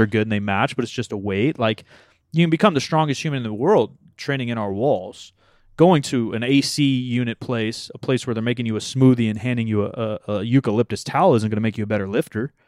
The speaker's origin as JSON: {"language": "English", "country": "United States", "said": "we're American"}